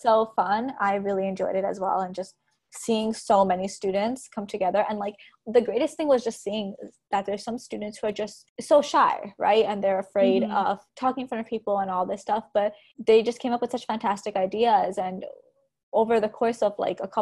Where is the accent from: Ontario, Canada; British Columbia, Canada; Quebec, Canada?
Ontario, Canada; Toronto; also born or lived in Montreal / Brampton; I have spent about half my life in Toronto, half my life in Brampton